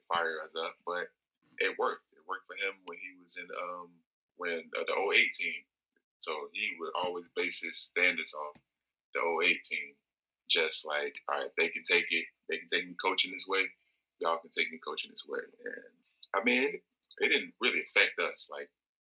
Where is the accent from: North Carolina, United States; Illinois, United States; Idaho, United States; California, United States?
Illinois, United States; Chicago; I'm from Chicago.